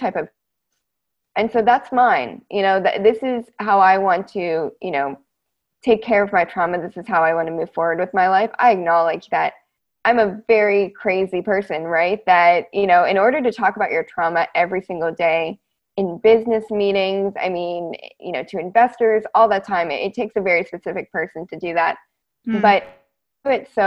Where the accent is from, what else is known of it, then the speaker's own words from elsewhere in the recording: United States; also born or lived in Edinburgh, Scotland; being in Scotland as an American citizen